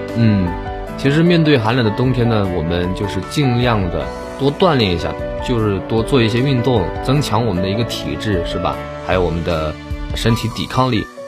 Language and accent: Chinese; southern China, China; 因为我是南方人